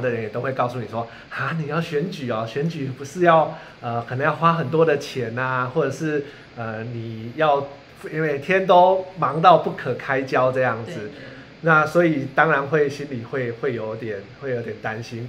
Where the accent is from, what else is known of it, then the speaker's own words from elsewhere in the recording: Kaohsiung, Taiwan; moved away as an adult; also born or lived in Taipei; 我在凤山的五甲国宅长大